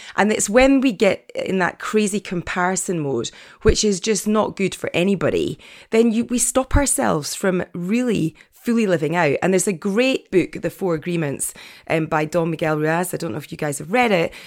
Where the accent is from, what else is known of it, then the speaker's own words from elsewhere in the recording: Edinburgh, Scotland, United Kingdom; moved away; So, so I'm from Edinburgh originally. I was born and bred in Edinburgh.